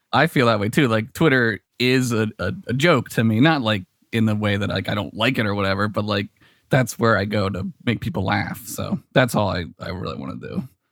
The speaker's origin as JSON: {"language": "English", "town": "Philadelphia", "region": "Pennsylvania", "country": "United States", "tie": "born or raised there", "said": "I'm from Philly"}